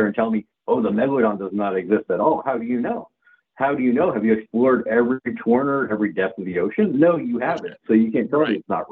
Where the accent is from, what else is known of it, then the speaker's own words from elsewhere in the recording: Southbridge, Massachusetts, United States; moved away; also born or lived in Charlton, Massachusetts / Webster, Massachusetts / Dudley, Massachusetts / Worcester, Massachusetts; I grew up in Southbridge, Massachusetts